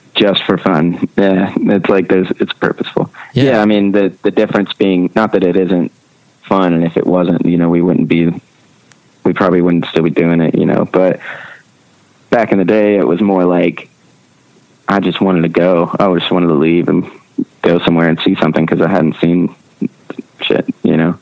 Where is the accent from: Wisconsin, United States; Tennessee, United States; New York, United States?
Tennessee, United States; Nashville; I was born and raised in Nashville, um, which is pretty rare nowadays.